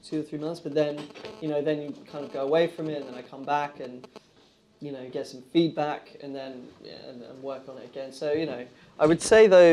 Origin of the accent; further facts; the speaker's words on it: England, United Kingdom; I was very much one of those English screenwriters. I think I'm very English in that respect